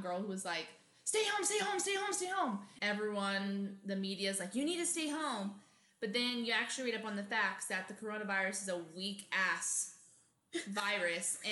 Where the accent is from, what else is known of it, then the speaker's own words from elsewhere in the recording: Arizona, United States; now in California, United States; we're from Arizona and we live in California